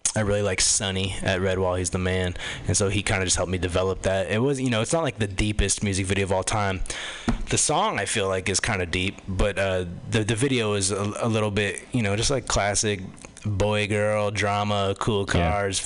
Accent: Los Angeles, California, United States; moved away; I come from Los Angeles originally

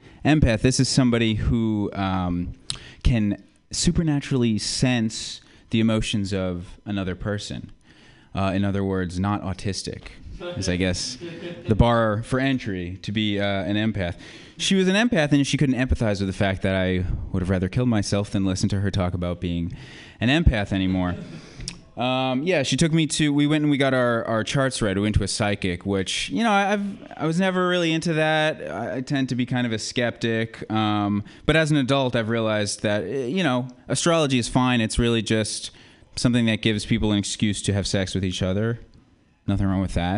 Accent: Colorado, United States; now in San Francisco, United States; I come from Colorado. We invented mass shootings. First school shooting, Columbine, you know. Really religious place, Colorado. I was raised really religious. And then I came here

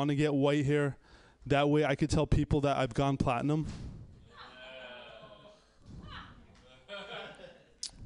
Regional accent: Pakistan; moved away; also born or lived in Miami; the country I grew up in, everyone there was either an engineer, taxi driver, or background extra on Slumdog Millionaire. I'm Pakistani

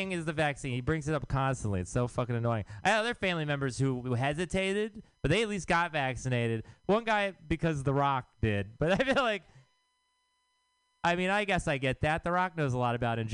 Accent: Texas, United States; now in San Francisco, United States; I am from Texas

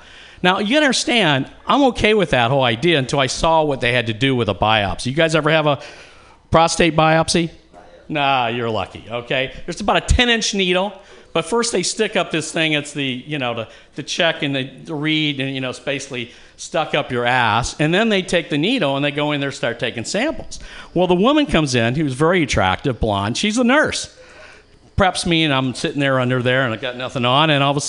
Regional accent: Atlanta, Georgia, United States; now in California, United States; I came from Atlanta, Georgia.

